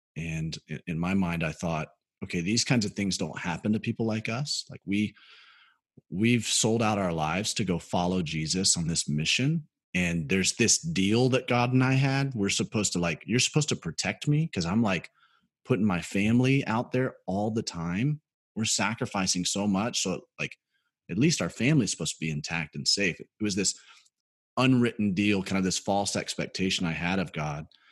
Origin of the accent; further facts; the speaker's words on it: Birmingham, Alabama, United States; moved away as an adult; also born or lived in South Carolina; I grew up in Birmingham, Alabama